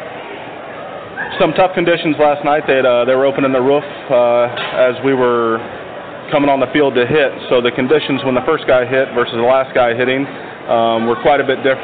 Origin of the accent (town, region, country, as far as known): Delaware, Ohio, United States; born or raised there